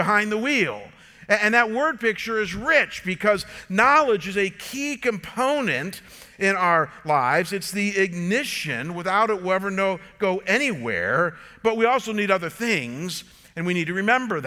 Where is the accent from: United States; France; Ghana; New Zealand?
United States; Chagrin Falls, Ohio; growing up came from the John Deere shop in Chagrin Falls